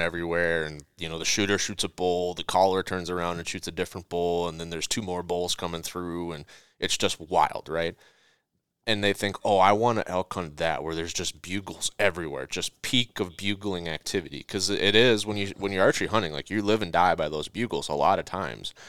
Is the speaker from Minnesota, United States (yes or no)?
yes; Minnesota, United States; we're all from Minnesota